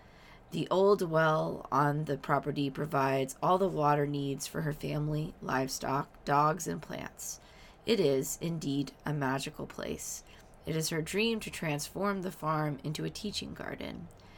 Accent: the South, United States; both me and my spouse are big fans of your podcast because we're both from the South.

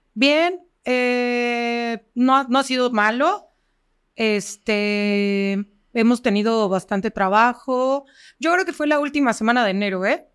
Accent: Cuernavaca, Morelos, Mexico; soy de aquí de Cuernavaca, toda mi vida he estado en Cuernavaca, he estudiado en todas las escuelas de Cuernavaca

